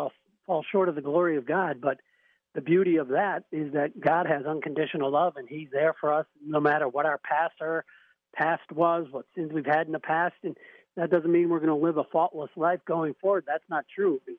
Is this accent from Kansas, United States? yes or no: no; Brookfield, Wisconsin, United States; I grew up in the Brookfield area